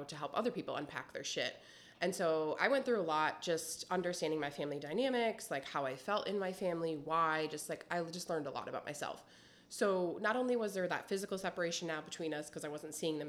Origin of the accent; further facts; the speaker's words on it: Wisconsin, United States; moved away as an adult; also born or lived in Texas; I'm from Wisconsin